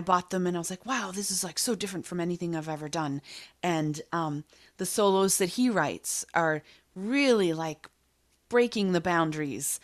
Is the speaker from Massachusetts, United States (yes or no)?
yes; Boston, Massachusetts, United States; growing up in Boston, I was probably mildly obsessed with the Boston Symphony Orchestra